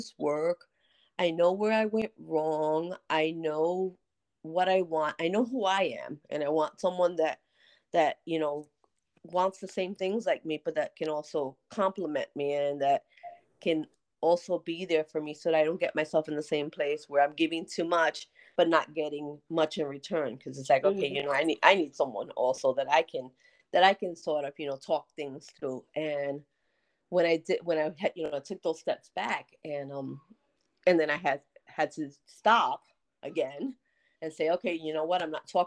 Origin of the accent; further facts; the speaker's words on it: United States; also born or lived in North New Jersey; I'm from the Bronx. From North New Jersey